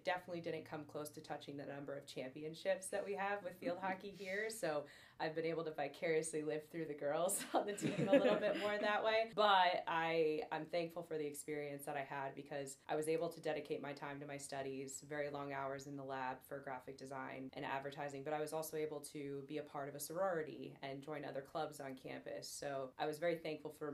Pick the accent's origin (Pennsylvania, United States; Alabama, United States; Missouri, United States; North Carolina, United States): Pennsylvania, United States; Northeast; moved away as an adult; now in Danville, United States; I'm originally born and raised Northeast Pennsylvania